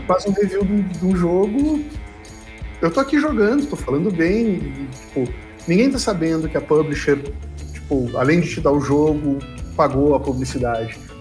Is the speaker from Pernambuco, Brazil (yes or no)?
no; Rio Grande, Rio Grande do Sul, Brazil; eu sou de Rio Grande, no sul do Rio Grande do Sul, Uh, fiz lá o, o, ensino médio e comecei a cursar a universidade lá